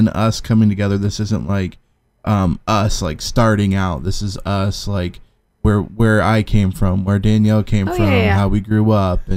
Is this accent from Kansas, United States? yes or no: yes; Kansas, United States; moved away as an adult; now in Indiana, United States; that's where I grew up